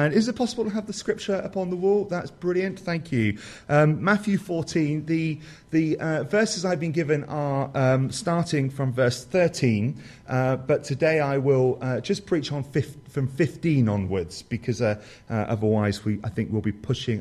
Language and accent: English; Somerset, South West England, United Kingdom; I come from Somerset, the positive jewel of the Southwest.